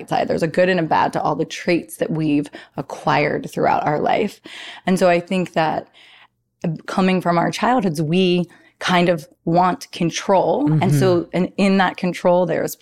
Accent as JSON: {"language": "English", "region": "New Jersey", "country": "United States", "said": "I was from New Jersey, because I am"}